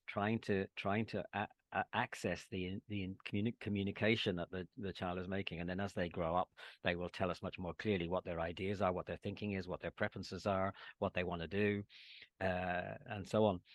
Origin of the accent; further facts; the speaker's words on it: Northern Ireland, United Kingdom; moved away as an adult; also born or lived in England; my experience of growing up during the Troubles in Northern Ireland